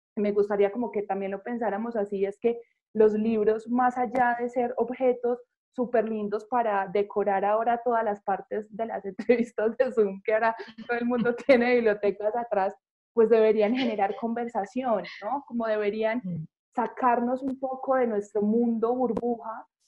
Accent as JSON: {"language": "Spanish", "town": "Medellín", "region": "Antioquia", "country": "Colombia", "said": "yo soy de Medellín"}